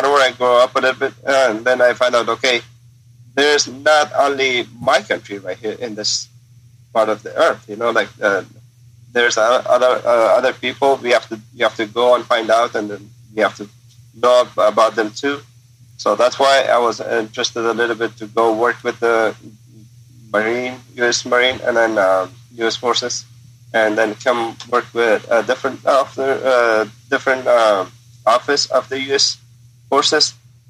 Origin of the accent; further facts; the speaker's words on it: Afghanistan; So, yeah, I grew up in a pret